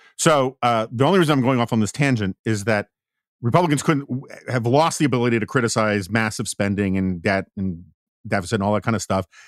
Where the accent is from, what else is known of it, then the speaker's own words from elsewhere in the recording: New York, United States; as a New Yorker